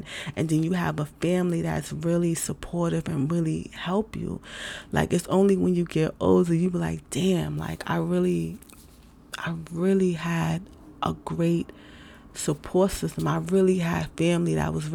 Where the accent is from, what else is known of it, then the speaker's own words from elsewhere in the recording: New York City, New York, United States; moved away; I'm from New York City. I'm from New York City. I've been in different places